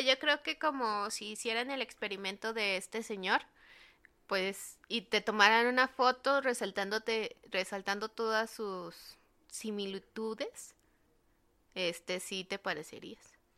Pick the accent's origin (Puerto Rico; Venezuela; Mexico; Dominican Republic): Mexico; los mexicanos nos parecemos un montón a los de Medio Oriente